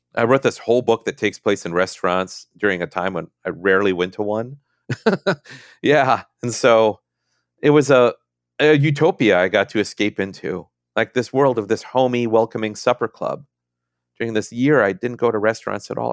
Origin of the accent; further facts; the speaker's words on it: Minnesota, United States; moved away; I'm from Minnesota